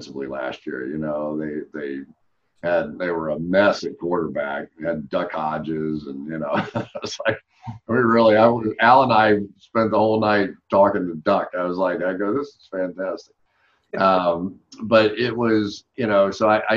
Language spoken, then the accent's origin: English; United Kingdom; I'm just a British fan kind of guy.